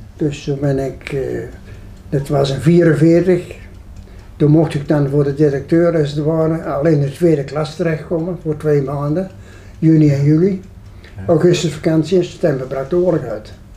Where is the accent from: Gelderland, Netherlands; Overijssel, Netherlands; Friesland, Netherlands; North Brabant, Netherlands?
Gelderland, Netherlands; a hamlet in the municipality of Dreumel; also born or lived in Alphen (evacuated during the war winter); Baardenserf, waar ik geboren ben, dat was toen nog gemeente Drummen